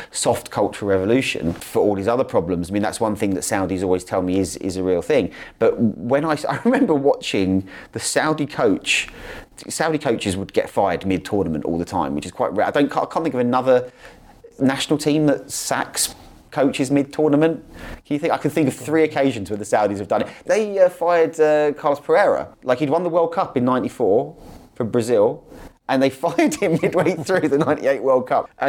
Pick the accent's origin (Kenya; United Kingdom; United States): United Kingdom; now in Dubai, United Arab Emirates; I mean, also as a British passport holder, um, British citizen, I mean, we are little Satan, so it's almost impossible for us to get, certainly as a journalist.